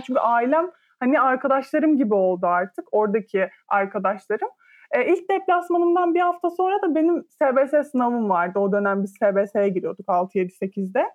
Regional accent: İzmir, Turkey

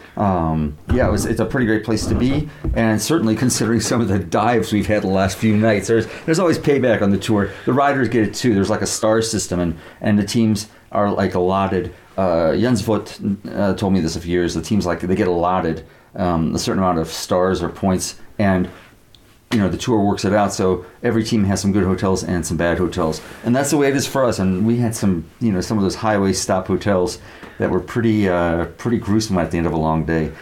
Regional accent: United States; I'm an American. I grew up uh, you know, believing in the uh, American legal system

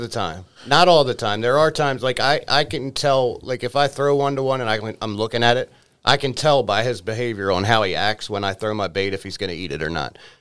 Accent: Baltimore, Maryland, United States; born or raised there; moved away as an adult

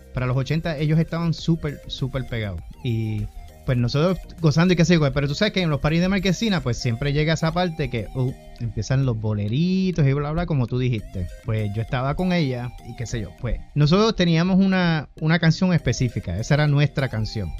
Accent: Humacao, Puerto Rico; en el municipio de Humacao, que fue donde me crié, allá en Puerto Rico

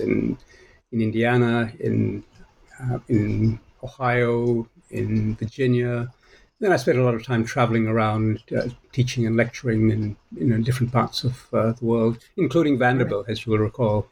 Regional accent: Malaysia; also born or lived in Australia / United States / United Kingdom; now in Singapore; I was born in Malaysia, uh, ended up in Australia where I became a citizen after 15 years or so

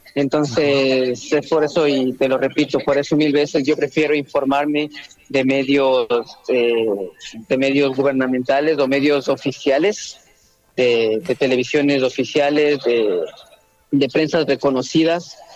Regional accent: Ecuador; moved away as an adult; also born or lived in Russia; now in Kyiv, Ukraine; Salí de Ecuador hacia, primero hacia Rusia por temas de universidad, posteriormente me cambié acá a Ucrania, tengo dos años acá

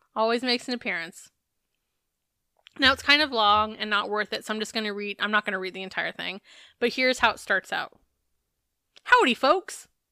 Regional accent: Arizona, United States; I'm from Arizona

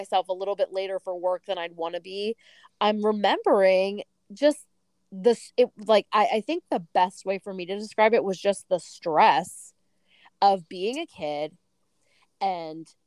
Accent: New Jersey, United States; also born or lived in Philadelphia outskirts; now in Philadelphia, United States; I live in the freaking outskirts of Philadelphia. We're from Jersey

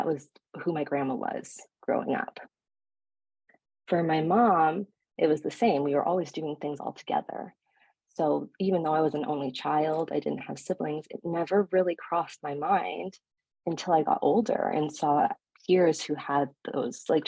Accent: hometown near Toronto, Ontario, Canada; also born or lived in Montreal; my hometown, which is closer to the city of Toronto

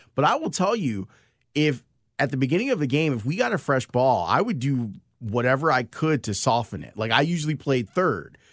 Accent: Chicago, Illinois, United States; I grew up in Roseland on the south side of the city

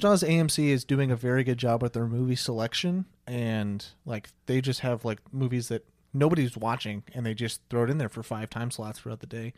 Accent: Olathe, Kansas, United States; now in Wichita, United States; I'm from the Kansas City area

